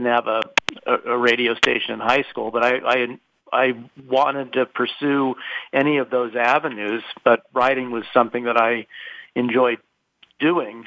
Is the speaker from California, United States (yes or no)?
yes; Los Angeles, California, United States; also born or lived in Carlsbad, California; I grew up in Southern California, specifically in the San Fernando Valley